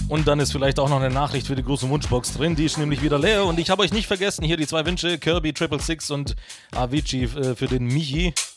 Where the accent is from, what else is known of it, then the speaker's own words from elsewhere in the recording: Stuttgart, Baden-Württemberg, Germany; accent: Swabian; moved away as an adult; now in Karlsruhe, Germany; Ich komme ursprünglich aus Stuttgart